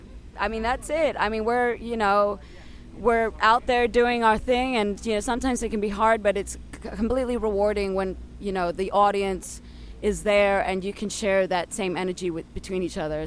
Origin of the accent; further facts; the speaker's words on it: Crete, Greece; We're from Crete, Greece, and we started off in an artist commune